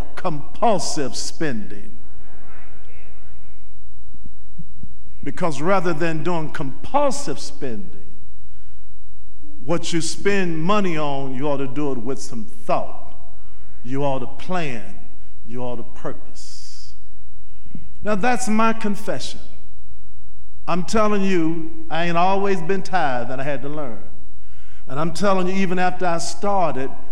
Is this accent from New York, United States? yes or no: no; Nashville, Tennessee, United States; moved away as an adult; now in Louisville, United States; I went home to Nashville for something. And I saw a friend of mine that graduated from high school with my oldest sister